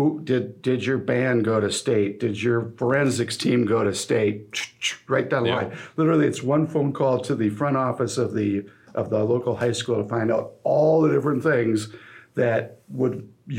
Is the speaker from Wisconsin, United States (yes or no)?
yes; La Crosse, Wisconsin, United States; they're both in my hometown here